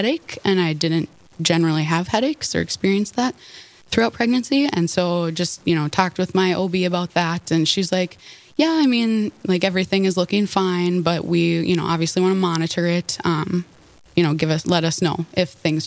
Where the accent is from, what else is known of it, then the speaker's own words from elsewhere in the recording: Horace, North Dakota, United States; I grew up in Horace, just south of Fargo